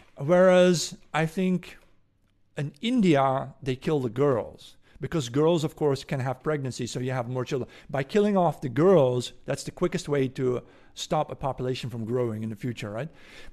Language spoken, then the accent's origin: English; Netherlands; English is a second language; I'm from the Netherlands.